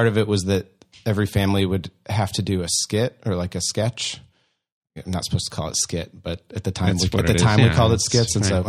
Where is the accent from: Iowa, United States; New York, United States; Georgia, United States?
Iowa, United States; I am from Iowa.